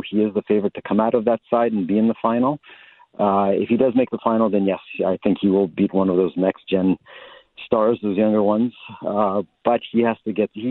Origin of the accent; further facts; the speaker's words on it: Canada; as a Canadian